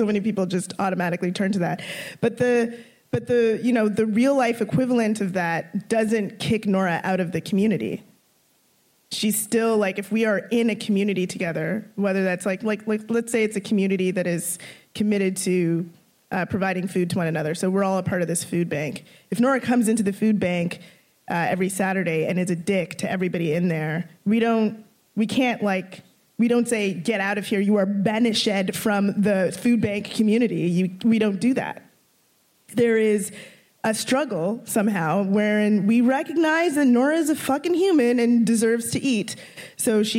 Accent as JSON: {"language": "English", "town": "Toronto", "region": "Ontario", "country": "Canada", "tie": "born or raised there", "also_born_or_lived": "Scarborough / Brampton", "said": "I grew up mostly in North York."}